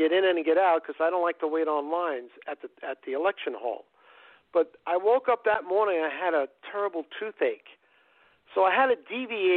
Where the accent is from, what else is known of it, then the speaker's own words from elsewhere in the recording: Waldwick, New Jersey, United States; I come from a town in North Jersey